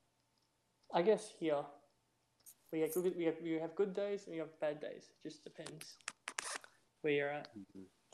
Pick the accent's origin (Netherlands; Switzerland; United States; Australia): Australia; in Australia, like, we have to vote